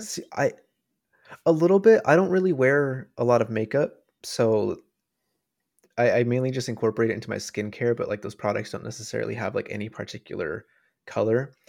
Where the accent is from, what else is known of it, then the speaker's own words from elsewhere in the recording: United States; growing up in America